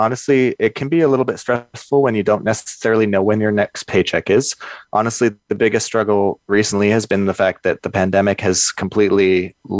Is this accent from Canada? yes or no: yes; Kelowna, British Columbia, Canada; I grew up in Kelowna in the Okanagan